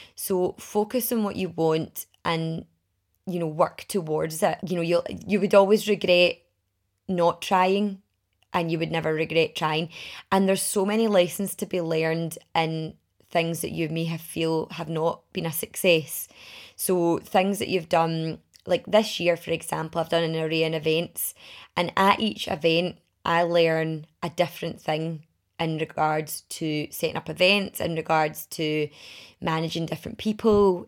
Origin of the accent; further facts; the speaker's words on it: Milngavie, Scotland, United Kingdom; also born or lived in Glasgow / Edinburgh; I grew up in Mulgye